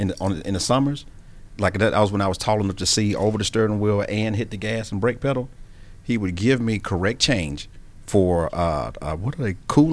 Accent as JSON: {"language": "English", "town": "Birmingham", "region": "Alabama", "country": "United States", "tie": "born or raised there"}